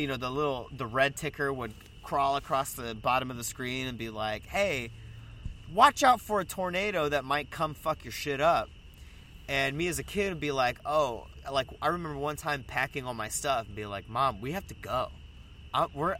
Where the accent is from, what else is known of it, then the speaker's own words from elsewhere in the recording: the South, United States; now in Chicago, United States; I'm from the South